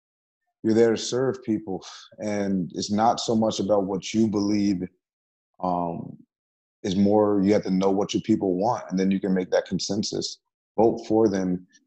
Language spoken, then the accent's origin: English; Beacon, New York, United States; also born or lived in Middletown, New York / Newburgh, New York; I was born in Middletown. Okay. I lived in Newburgh for a year. Then I was raised in Beacon from like first grade on.